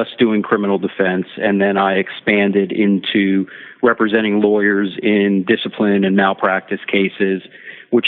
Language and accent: English; Miami, Florida, United States; I was born and raised in Miami